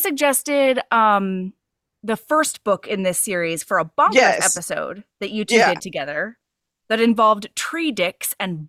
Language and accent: English; Hawaii, United States; since I grew up in Hawaii, every single vowel was pronounced in everything I learned to read, like street signs and stuff.